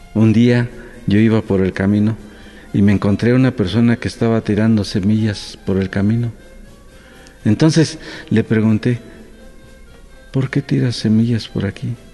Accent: Santa Catarina Ticuá, Oaxaca, Mexico; first language Mixtec; Spanish is a second language; moved away; mi Santa Catarina Ticuá, mi pueblo querido que recuerdo con mucho cariño

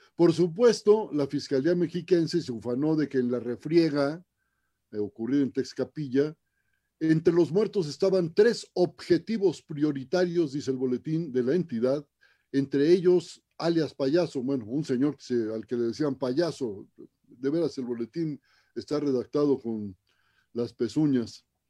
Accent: Ciudad Obregón, Sonora, Mexico; mi tierra, Ciudad Obregón

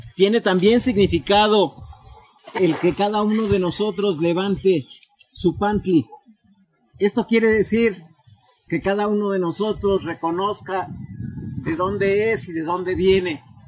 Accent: Texcoco, State of Mexico, Mexico; vengo del Guayaltepet de Texcoco, en el Estado de México

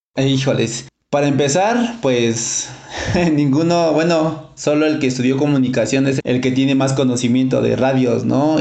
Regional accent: Mexico City, Mexico; also born or lived in home village in the Mazatec sierra; Yo crecí hasta los 8 o 7 años aquí en la Ciudad de México. De ir me regreso a mi pueblo 3 años. Y en ese lapso yo aprendo el lenguaje mazateco.

